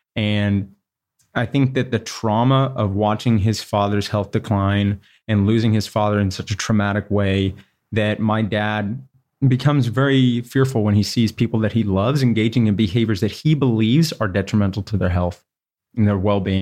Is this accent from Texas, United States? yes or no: yes; Houston, Texas, United States; I grew up, I was born in Houston, Texas, which is the largest city in Texas